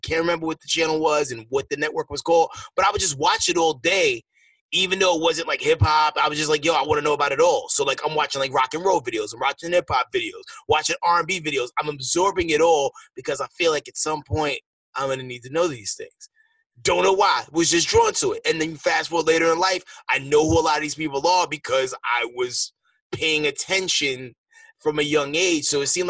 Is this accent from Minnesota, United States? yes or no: no; New York, United States; I'm originally from New York.